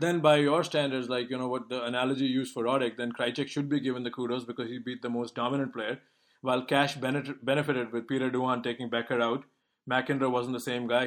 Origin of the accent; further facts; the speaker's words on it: India; moved away; growing up in India